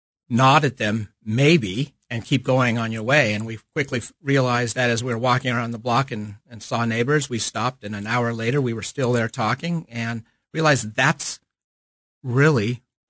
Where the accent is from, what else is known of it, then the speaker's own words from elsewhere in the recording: Palo Alto, California, United States; moved away as an adult; now in Kansas City, United States; my hometown of Palo Alto, California.